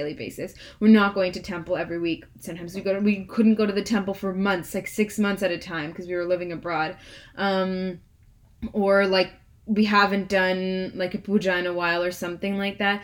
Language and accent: English; United States; as Indian Americans